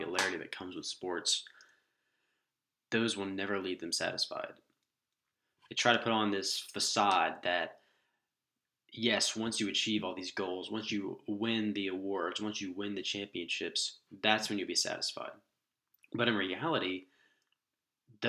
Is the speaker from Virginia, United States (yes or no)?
no; Jacksonville, Florida, United States; moved away as an adult; also born or lived in Green Cove Springs, Florida; now in Lookout Mountain, United States; I'm originally from Jacksonville, Florida, where my parents and family still live